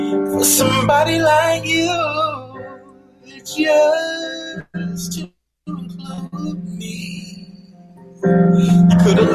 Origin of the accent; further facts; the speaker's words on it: Rock Hill, South Carolina, United States; I grew up playing and singing in churches. You know, I'm from Rock Hill, South Carolina